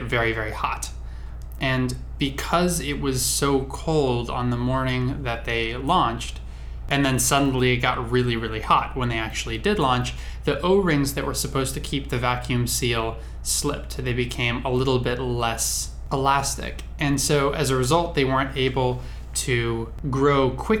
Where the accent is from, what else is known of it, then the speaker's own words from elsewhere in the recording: California, United States; I was born and raised in various parts of California